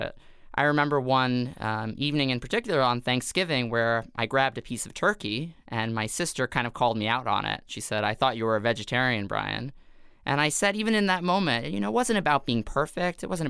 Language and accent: English; New York City, New York, United States; I grew up in Staten Island, New York, which is not known to be the most progressive of places in terms of New York City.